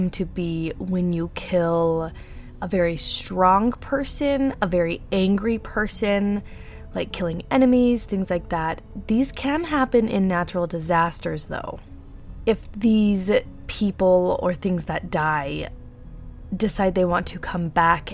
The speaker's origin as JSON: {"language": "English", "region": "Utah", "country": "United States", "accent": "Utah", "said": "I do have a really bad Utah accent. As a lot of you guys know, I am from Utah"}